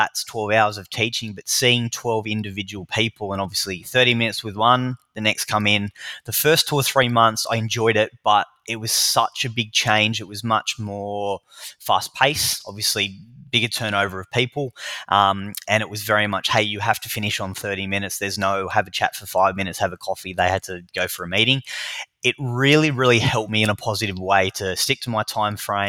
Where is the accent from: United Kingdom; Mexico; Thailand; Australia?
Australia; Newcastle, New South Wales; moved away as an adult; now in Melbourne, Australia